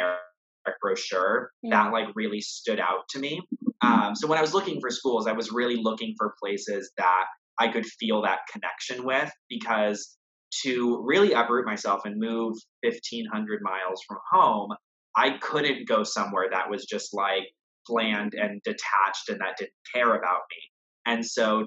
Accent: Texas, United States; moved away as an adult; now in Boston, United States; I was from Texas

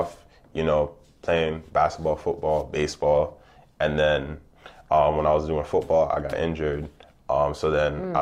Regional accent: U.S. Virgin Islands; moved away; I'm from St. Thomas specifically

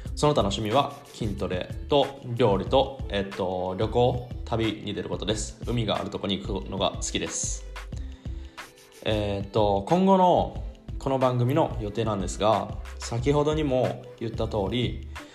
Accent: Shizuoka, Japan; moved away as an adult; now in Cologne, Germany; 静岡県出身

